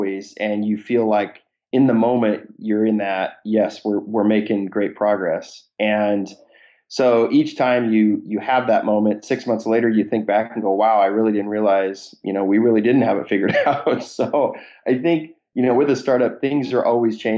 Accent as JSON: {"language": "English", "town": "Seattle", "region": "Washington", "country": "United States", "tie": "born or raised there", "said": "born and raised in Seattle area, had a good network of kind of angel investors here in Seattle."}